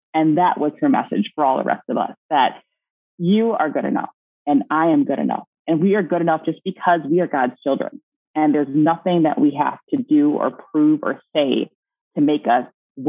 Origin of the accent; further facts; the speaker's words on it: Milwaukee, Wisconsin, United States; also born or lived in California; now in Minnesota, United States; I grew up in Milwaukee, Wisconsin.